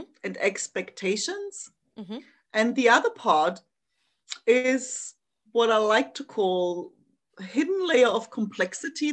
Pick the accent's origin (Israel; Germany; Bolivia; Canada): Germany; East Germany; moved away; I grew up in East Germany